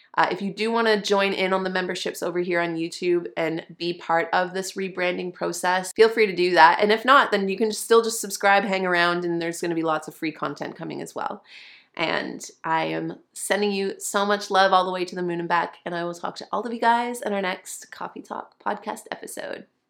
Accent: Canada; now I'm a Canadian and my business is incorporated in Canada

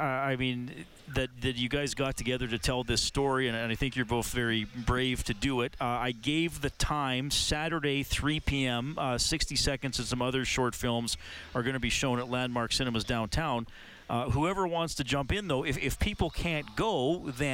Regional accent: Evansburg, Alberta, Canada; I grew up in Evansburg

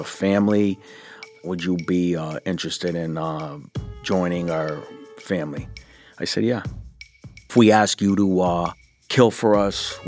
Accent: Massachusetts, United States; I was from Massachusetts

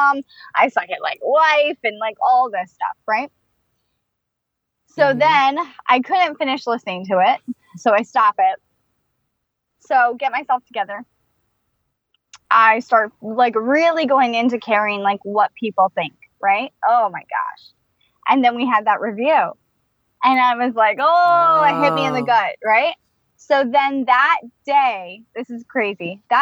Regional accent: California, United States; I'm from California

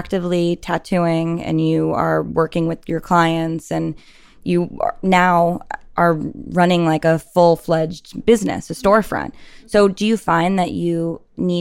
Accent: New York, United States; I'm also from New York.

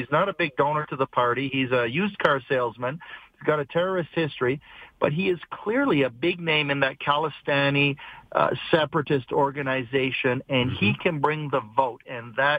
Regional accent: Canada; as a Canadian and a taxpayer

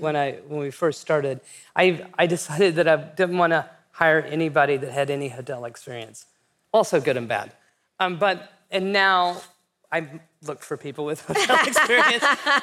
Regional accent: West Texas, United States; also born or lived in New York; when I was growing up in West Texas

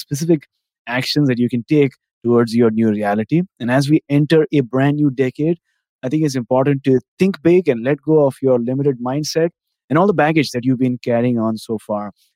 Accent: India; now in Canada; I'm from India

